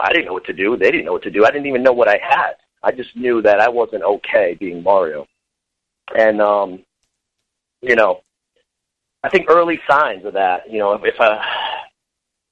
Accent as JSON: {"language": "English", "region": "Connecticut", "country": "United States", "said": "I'm from Connecticut originally, and still here."}